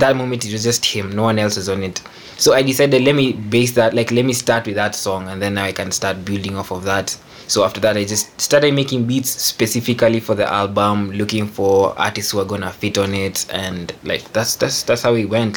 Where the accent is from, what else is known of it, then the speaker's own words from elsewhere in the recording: Kenya; I'm a Kenyan music producer. Uh, I'm based in Nairobi.